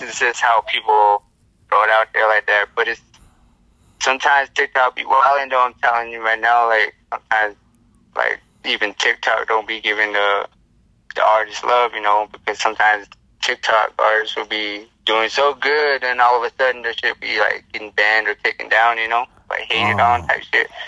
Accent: Navajo Nation, United States; I'm I'm from like the Navajo Nation. I'm I'm Native American. So I'm from the Reds, you know. Oh, so Navajo Nation's where I come from here.

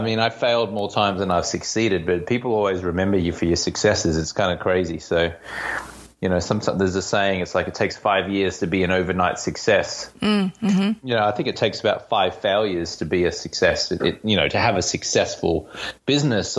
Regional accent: Australia; also born or lived in London, United Kingdom; now in Venice Beach, United States; I'm Australian-American. I live in Venice Beach, California.

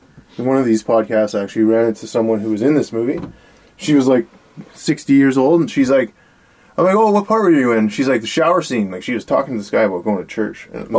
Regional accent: northern British Columbia, Canada; moved away; also born or lived in Calgary; No, I'm from, like, northern BC.

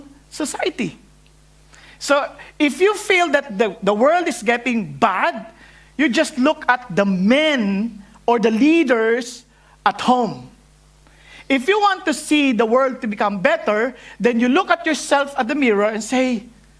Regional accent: northern Philippines, Philippines; moved away; Coming from the Philippines, especially from the north, the way we speak English is very hard

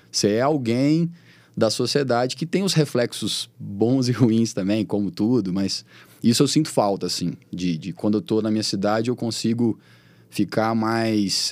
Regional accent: Patos de Minas, Minas Gerais, Brazil; now in Belo Horizonte, Brazil; eu nunca esqueço de onde eu sou, entendeu? Eu tô sempre em Patos, que é minha casa

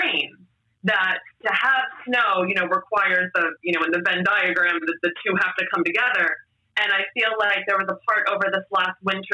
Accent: Baltimore, Maryland, United States; also born or lived in Pennsylvania / New Jersey; now in Los Angeles, United States; I grew up in Baltimore. I lived in Pennsylvania, New Jersey for many years

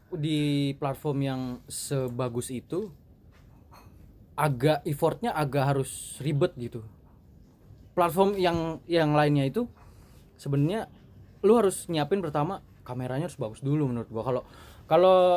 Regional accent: Bogor, West Java, Indonesia; cuman kita dari Bogor ya mungkin beberapa orang aja yang

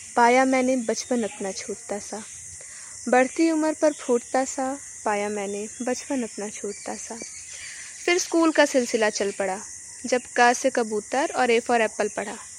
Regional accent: Amethi, Uttar Pradesh, India; मैं उत्तर प्रदेश के अमेठी ज़िले की रहने वाली हूँ

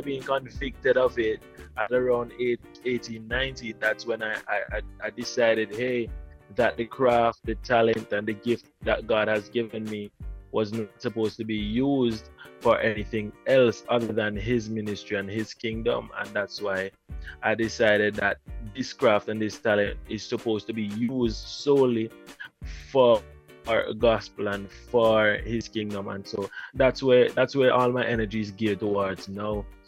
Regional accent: Antigua & Barbuda; moved away as an adult; now in Jamaica; actually, I'm from Jamaica. I was born here, but I grew up in Antigua.

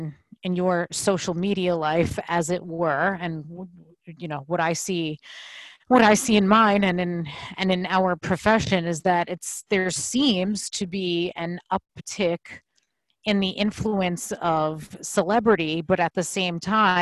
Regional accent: United States; our duty as American citizens.

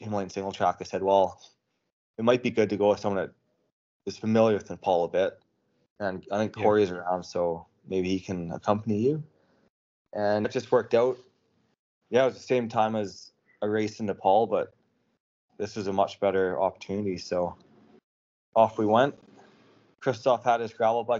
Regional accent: Canada; Growing up in Canada

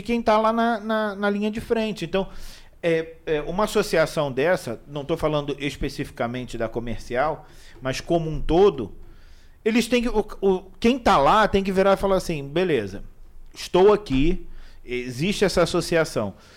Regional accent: Brazil; now in Imperatriz, Brazil; eu não sou daqui. Então, eu sou do Rio.

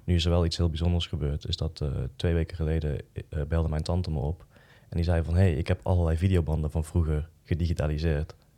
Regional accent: Boxtel, North Brabant, Netherlands; ik ben dan opgegroeid in Boksel, in een dorp

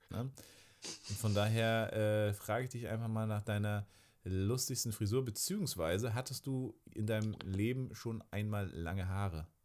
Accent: East Germany, Germany; Ich glaube, wir sind beide im Osten aufgewachsen.

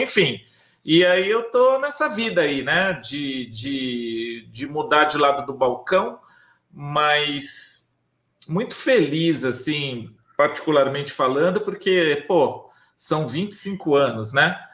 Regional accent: Bauru, São Paulo, Brazil; cidade de Bauru, que é a minha cidade natal, é, no interior de São Paulo

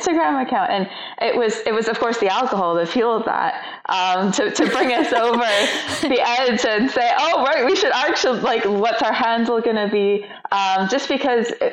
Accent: Canada; moved away as an adult; now in Scotland, United Kingdom; I am from Canada.

